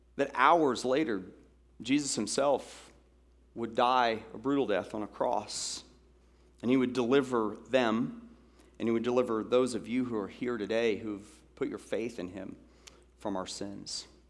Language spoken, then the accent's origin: English; Atlanta, Georgia, United States; in Atlanta, Georgia, growing up in Atlanta